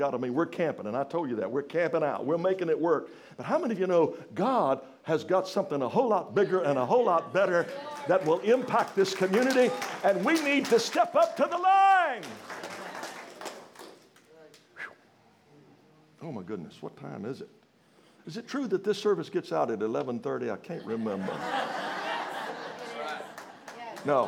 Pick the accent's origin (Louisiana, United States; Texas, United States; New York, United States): Louisiana, United States; moved away; I'm from Louisiana, kind of from the country